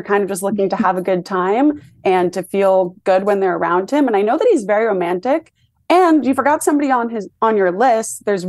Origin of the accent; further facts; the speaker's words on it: New York City, New York, United States; I'm from New York